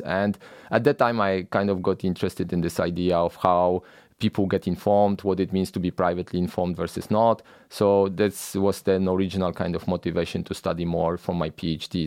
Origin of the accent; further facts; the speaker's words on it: Poland; moved away as an adult; I grew up in Poland